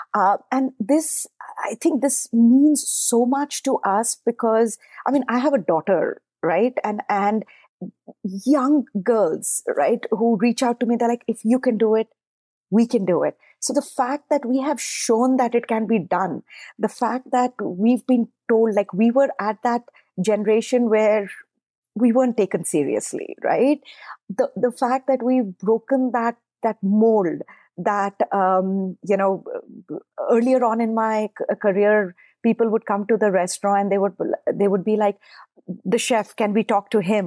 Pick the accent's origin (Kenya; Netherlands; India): India; moved away; I grew up in India